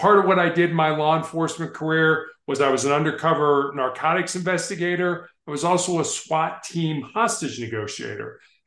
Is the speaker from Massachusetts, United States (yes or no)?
no; Chicago, Illinois, United States; also born or lived in Charleston, South Carolina; I was born on the South Side of Chicago